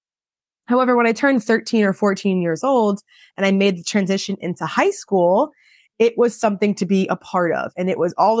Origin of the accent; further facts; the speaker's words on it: Long Island, New York, United States; I am from Long Island, New York. I started swimming at 5 years old. I swam for a local club team